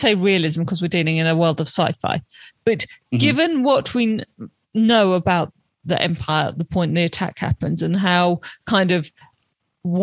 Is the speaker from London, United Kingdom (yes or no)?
yes; London, United Kingdom; as a Londoner